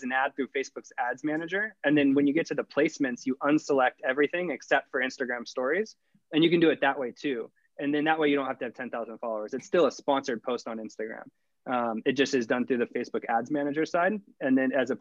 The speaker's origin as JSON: {"language": "English", "town": "Sacramento", "region": "California", "country": "United States", "moved": "as an adult", "lives_now": "San Diego, United States", "said": "I was from Sacramento. I was in Sacramento for 24"}